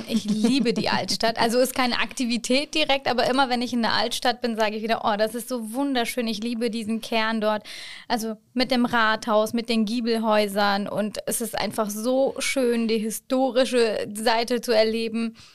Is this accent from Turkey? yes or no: yes; Çanakkale, Turkey; now in Germany; ich bin Ende 2019 als Städtebotschafterin aus Tschernakale gekommen und äh, durfte meine ja, Heimatstadt hier vertreten.